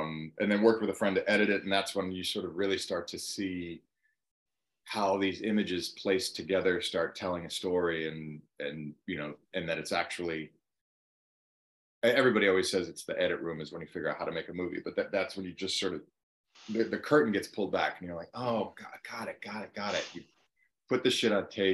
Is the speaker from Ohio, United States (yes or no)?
yes; Cleveland, Ohio, United States; moved away as an adult; now in Los Angeles, United States; my hometown of Cleveland